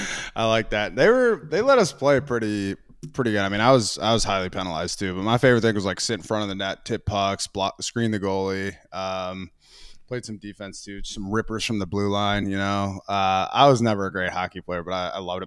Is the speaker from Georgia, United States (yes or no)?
no; Minnesota, United States; I was a hockey guy growing up, actually, in Minnesota.